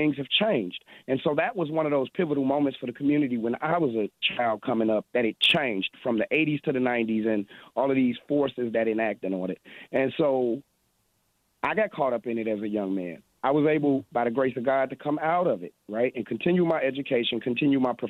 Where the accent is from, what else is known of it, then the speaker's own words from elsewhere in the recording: Chicago, Illinois, United States; I'm from Chicago, right? So we're people of our word